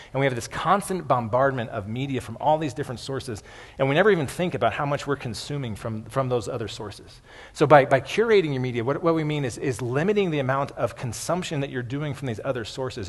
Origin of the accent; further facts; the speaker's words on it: United States; a lot of American Christians